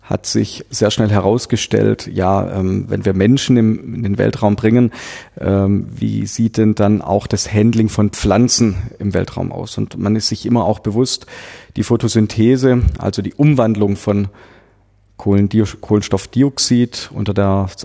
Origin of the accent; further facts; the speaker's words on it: Böblingen, Baden-Württemberg, Germany; hier im Rathaus, wo wir uns befinden, in meiner Heimatstadt Böblingen